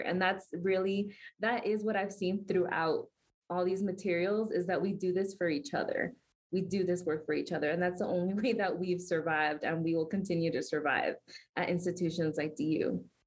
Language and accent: English; Miami, Florida, United States; moved away as an adult; now in Denver, United States; I'm from Miami, I'm not from Denver originally